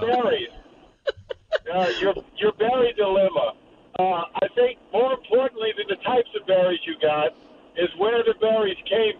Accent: Ponchatoula, Louisiana, United States; I'm from Ponchatoula

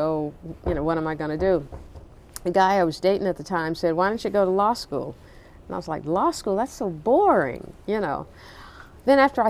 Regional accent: Nashville, Tennessee, United States; moved away as an adult; now in Baltimore, United States; Growing up in Nashville

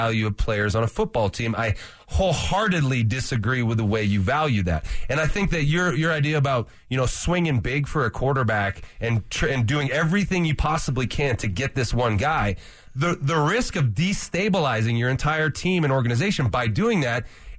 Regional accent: California, United States; I'm from California.

